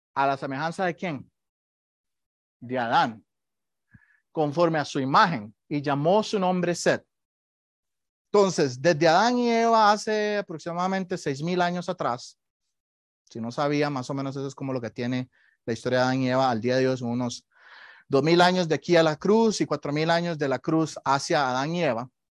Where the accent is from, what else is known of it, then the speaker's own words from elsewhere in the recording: Costa Rica; moved away; Yo soy de Costa Rica y ahí tenemos muchos eh, temblores todo el día